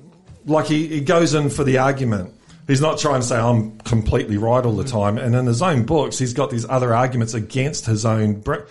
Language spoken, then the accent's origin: English; England, United Kingdom; now in Australia; I'm an Aussie, actually. I'm both of them.